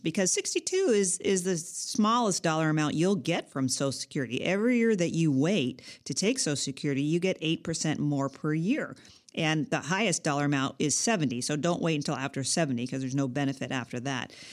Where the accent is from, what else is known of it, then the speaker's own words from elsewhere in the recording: California, United States; I'm a Californian, and I've lived in California all my life as well